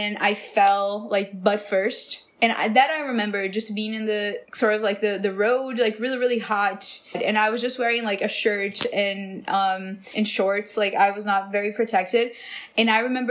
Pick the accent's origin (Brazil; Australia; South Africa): Brazil; now in Los Angeles, United States; I'm from Brazil.